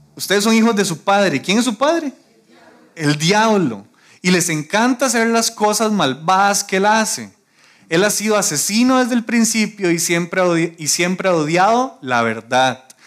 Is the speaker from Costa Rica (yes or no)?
yes; Costa Rica